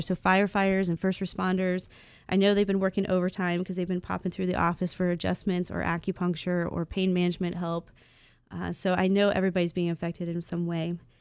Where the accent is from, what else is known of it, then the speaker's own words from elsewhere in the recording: Dayton, Ohio, United States; I'm from North Dayton. Uh, so Inglewood, Vandalia, Huber Heights, those are my stomping grounds. Even into Beaver Creek and Fairfield, that's everywhere I grew up